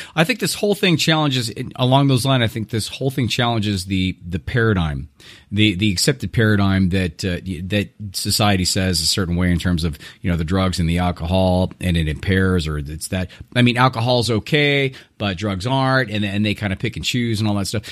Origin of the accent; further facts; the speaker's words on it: Irvine, California, United States; moved away; U C I, which is actually my hometown, uh, uh, University of California, Irvine, uh, back, uh, in Orange County